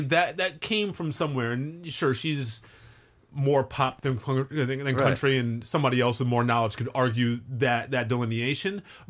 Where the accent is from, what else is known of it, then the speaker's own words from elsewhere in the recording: Brooklyn, New York, United States; I came from Brooklyn. This is a whole different thing for me.